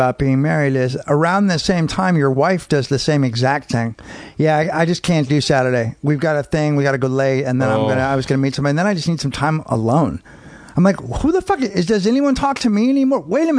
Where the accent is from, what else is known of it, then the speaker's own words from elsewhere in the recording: San Francisco, California, United States; also born or lived in Marin; San Francisco and Marin.